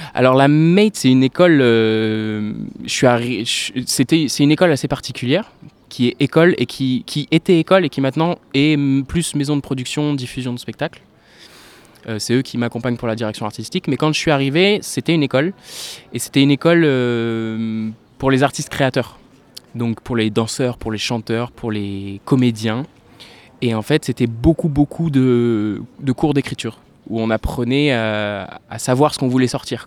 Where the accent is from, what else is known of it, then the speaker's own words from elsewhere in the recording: La Rochelle, Nouvelle-Aquitaine, France; moved away as an adult; also born or lived in Poitiers / Montségur; now in Bordeaux, France; À l'âge de 8 ans, j'ai déménagé à La Rochelle, donc j'ai grandi euh, majoritairement à La Rochelle.